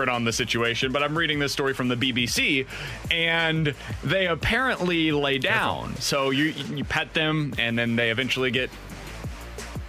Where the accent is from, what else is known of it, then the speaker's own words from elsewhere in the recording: Kansas City, Missouri, United States; moved away; I grew up in Kansas City, which is obviously right near Kansas